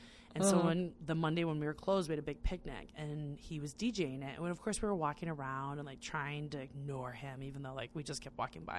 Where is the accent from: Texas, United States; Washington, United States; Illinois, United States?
Illinois, United States; Northwest suburbs; I grew up in the Northwest burbs